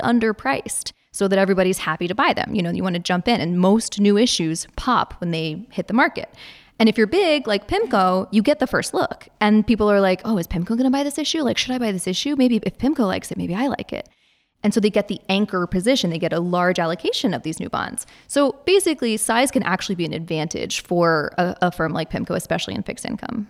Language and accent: English; Virginia, United States; I'm from Virginia